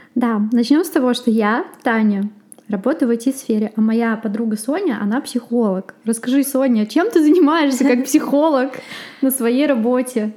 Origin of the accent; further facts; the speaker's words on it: Russia; moved away as an adult; also born or lived in Sochi, Russia; now in Sweden; Я сама из России